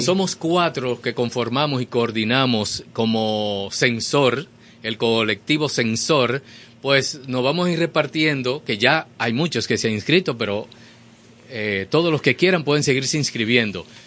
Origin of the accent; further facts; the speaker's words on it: Dominican Republic; todos somos dominicanos